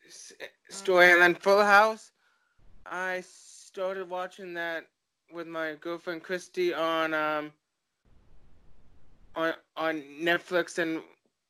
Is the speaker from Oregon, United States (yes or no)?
yes; Portland, Oregon, United States; I'm from Portland, Oregon